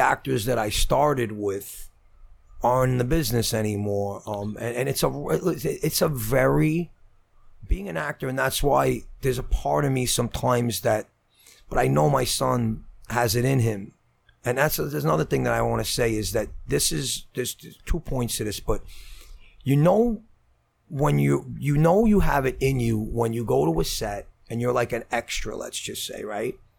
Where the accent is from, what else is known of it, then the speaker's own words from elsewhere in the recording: Brooklyn, New York, United States; I'm from Brooklyn